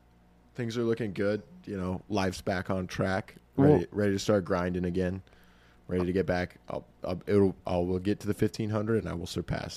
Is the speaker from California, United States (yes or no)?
no; Texas, United States; I'm a Texan.